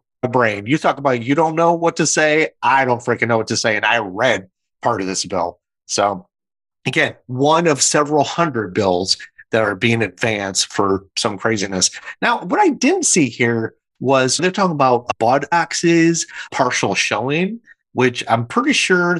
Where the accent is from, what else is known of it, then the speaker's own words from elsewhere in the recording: Michigan, United States; now in South Carolina, United States; my home state of Michigan